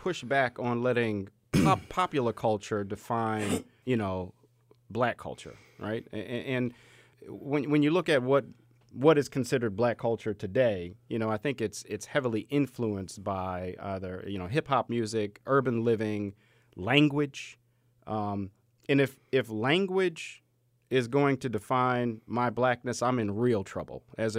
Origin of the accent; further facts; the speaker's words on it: Baltimore, Maryland, United States; When growing up in the Cherry Hill section of Baltimore, Maryland, inner city, Section 8 housing